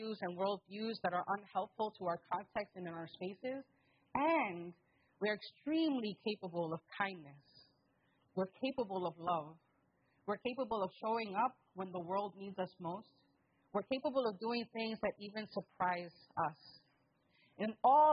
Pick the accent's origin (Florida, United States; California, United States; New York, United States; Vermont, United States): New York, United States; New York City; I'm from the Bronx